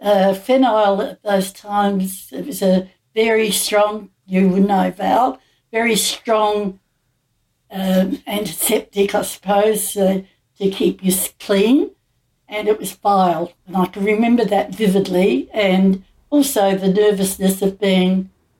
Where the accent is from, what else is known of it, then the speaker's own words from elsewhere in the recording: Adelaide, South Australia, Australia; I came from Adelaide.